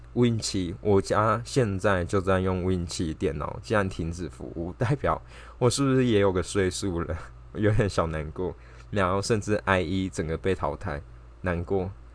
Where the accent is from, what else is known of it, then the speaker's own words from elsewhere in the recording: Taipei, Taiwan; 身为一个台北人